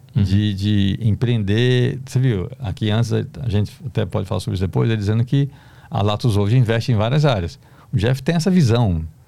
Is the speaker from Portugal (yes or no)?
no; Recife, Pernambuco, Brazil; moved away as an adult; now in São Paulo, Brazil; eu sou do Recife, né? Bairro pobre, periferia do Recife